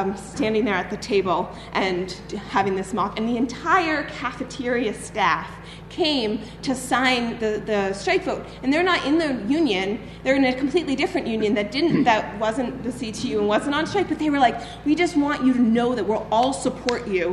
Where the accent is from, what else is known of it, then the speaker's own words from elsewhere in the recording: Boston, Massachusetts, United States; now in Chicago, United States; I'm originally from Boston